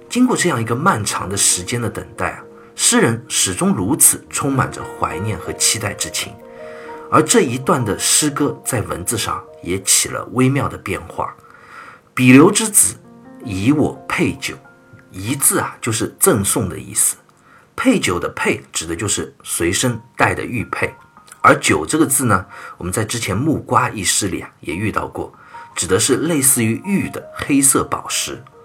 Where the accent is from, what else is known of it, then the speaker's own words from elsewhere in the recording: China; 我们中国人很特别的一个文化，就是请吃饭的文化